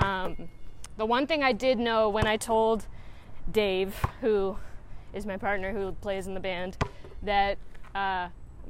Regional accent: Louisville, Kentucky, United States; Louisville is my hometown

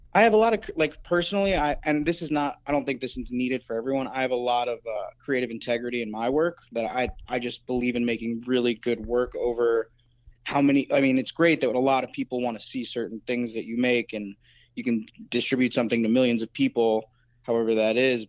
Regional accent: Florida, United States; moved away as an adult; also born or lived in Chicago; I'm from Florida, but I, I basically grinded my teeth and trained in Chicago

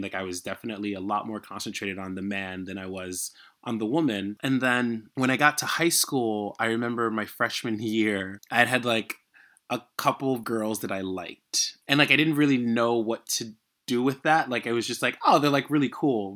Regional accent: United States; also born or lived in Haiti; even though I was growing up in America, I was still in a Haitian

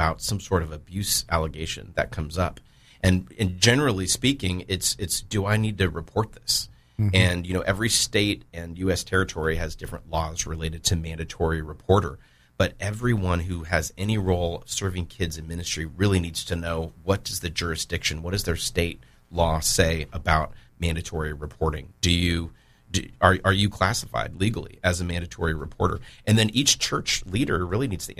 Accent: Santa Clarita, California, United States; moved away as an adult; also born or lived in Louisville, Kentucky; now in Jacksonville, United States; so Santa Clarita, the San Fernando Valley. If anyone's familiar with the Los Angeles area, that was home until 2008 when I moved to Louisville, Kentucky

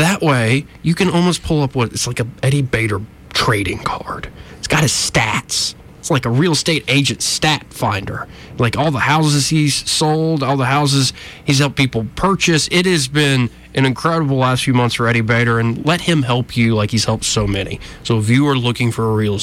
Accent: Montgomery, Alabama, United States; I was born and raised in Montgomery

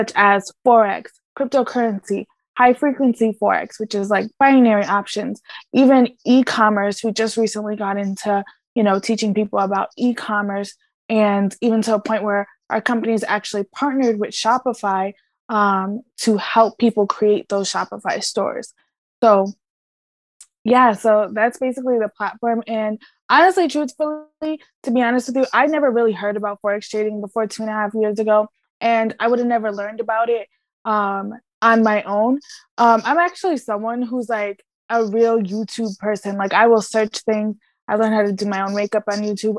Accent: Connecticut, United States; also born or lived in Puerto Rico; I'm actually from Puerto Rico. I was born there, but I was raised in Connecticut for most of my life

